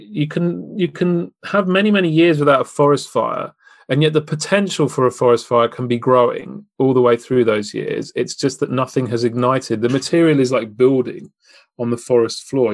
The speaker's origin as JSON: {"language": "English", "country": "United Kingdom", "said": "as a Brit"}